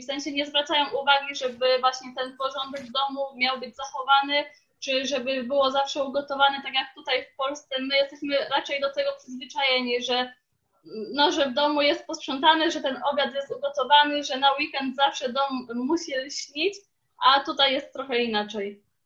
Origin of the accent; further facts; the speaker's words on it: Poland; now in Leicester, United Kingdom; wychowaliśmy się na polskim jedzeniu